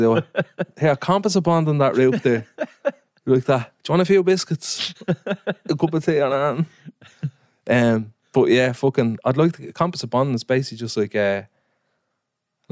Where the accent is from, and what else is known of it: Dublin, Leinster, Ireland